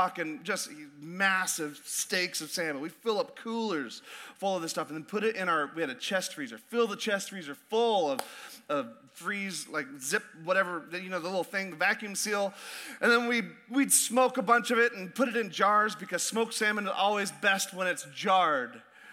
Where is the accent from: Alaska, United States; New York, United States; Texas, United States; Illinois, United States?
Alaska, United States; born or raised there; moved away